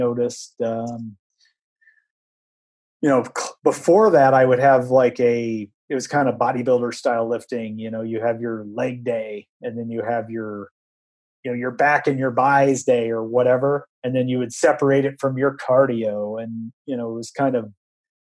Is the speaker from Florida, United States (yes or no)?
no; Iowa, United States; moved away; also born or lived in East Coast; I'm a flatlander from Iowa